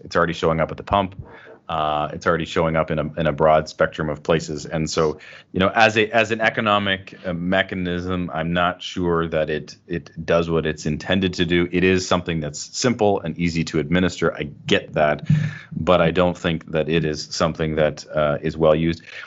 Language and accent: English; Canada; I'm proud Canadian